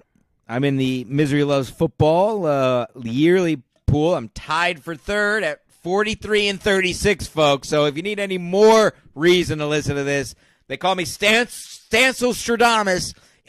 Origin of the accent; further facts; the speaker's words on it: Stamford, Connecticut, United States; right here in my hometown